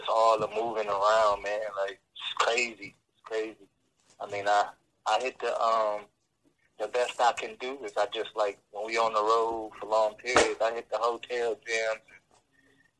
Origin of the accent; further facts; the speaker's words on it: Detroit, Michigan, United States; also born or lived in Oak Park, Michigan; we moved from Detroit to Oak Park